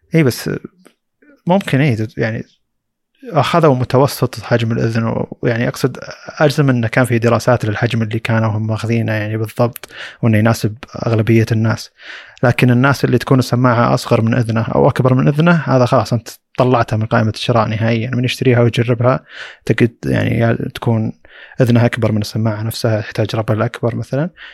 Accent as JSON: {"language": "Arabic", "country": "Saudi Arabia", "said": "عندنا في السعوديه"}